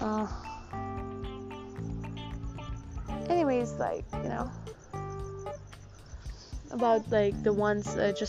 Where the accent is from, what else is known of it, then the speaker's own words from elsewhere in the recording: Gujarat, India; accent: Gujarati; in my Gujarati accent